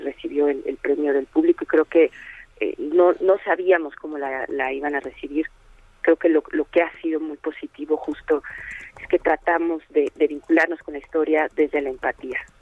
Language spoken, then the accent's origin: Spanish; Mexico; como mexicanos